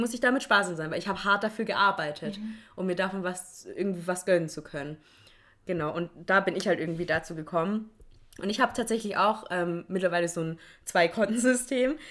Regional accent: Swabia, Baden-Württemberg, Germany; ich komme ja auch aus dem Schwabenland

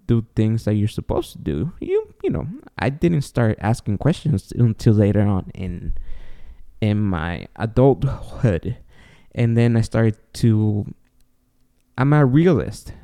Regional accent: Guatemala; moved away; I was born and raised in Guatemala, and I was raised Catholic

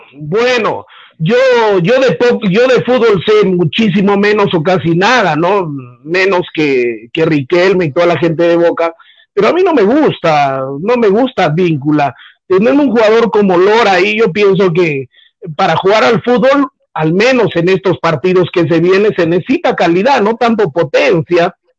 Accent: Peru; como peruano

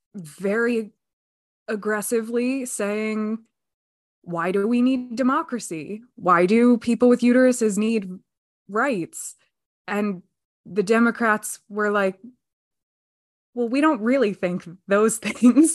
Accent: Pennsylvania, United States; I'm extremely proud to be a Pennsylvanian

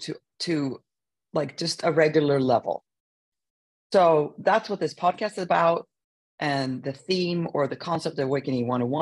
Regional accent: Sweden; moved away; We grew up in Sweden

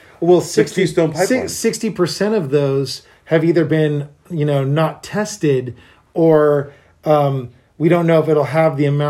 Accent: United States; I'm an American who has to drive and pay for gas

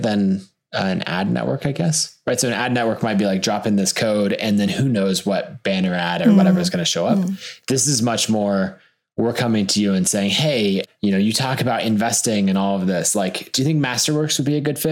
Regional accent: Boise, Idaho, United States; I was born and raised in Boise and still live there today.

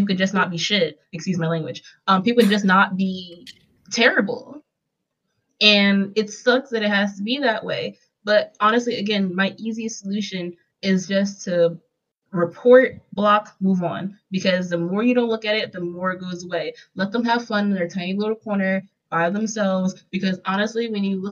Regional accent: Philadelphia, Pennsylvania, United States; I come from Philadelphia.

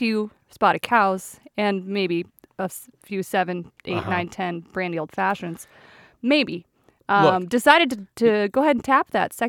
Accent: Wisconsin, United States; we're from Wisconsin.

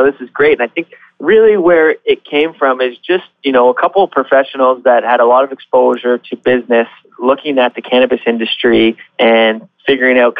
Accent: Barrie, Ontario, Canada; I grew up in Barrie, moved away for a short time, but quickly came back to where my roots are.

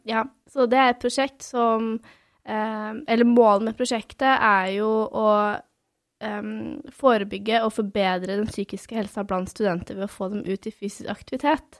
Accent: Svelvik, Buskerud, Norway; jeg er fra Svelvik, eller Svelvik, da, som vi kaller det sørpå. Som en halvtime utenfor Drammen.

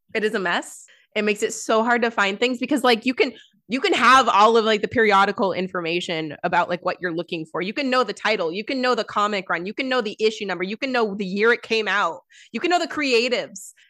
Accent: United States

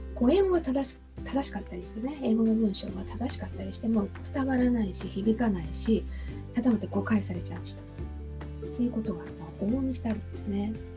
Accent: Japan

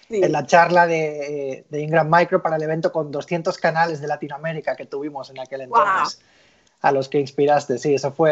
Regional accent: Barcelona, Catalonia, Spain; moved away as an adult; now in United States; como pueden escuchar un poquito por mi acento, aunque ya está un poquito más, más diluido, soy español, nacido en, en Barcelona y vine a Estados Unidos hace como 20 años como futbolista

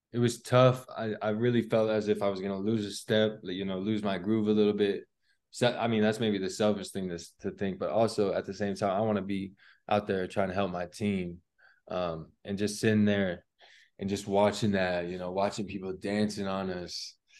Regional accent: Colorado, United States; we grew up playing basketball in Colorado

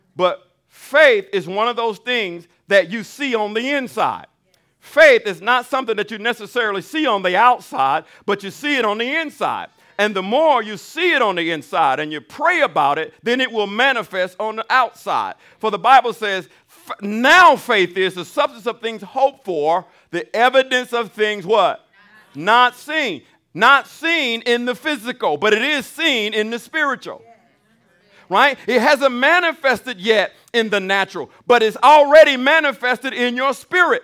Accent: Alabama, United States; I'm from Alabama

